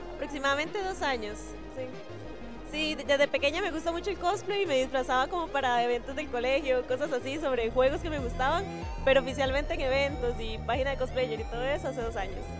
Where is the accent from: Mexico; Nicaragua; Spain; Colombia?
Nicaragua; yo soy nicaragüense